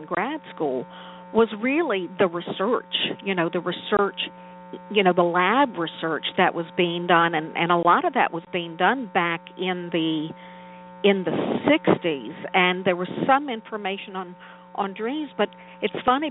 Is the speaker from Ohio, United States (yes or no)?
no; New Orleans, Louisiana, United States; I was born and raised in New Orleans